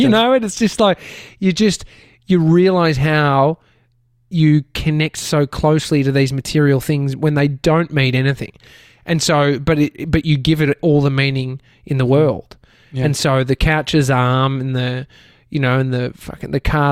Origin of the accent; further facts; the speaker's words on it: Brighton, Victoria, Australia; Where I grew up in Brighton, there was a house